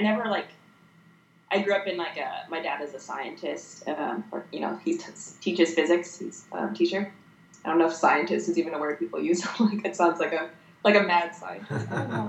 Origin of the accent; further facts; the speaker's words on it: Bemidji, Minnesota, United States; moved away; also born or lived in Texas; it takes place in my hometown.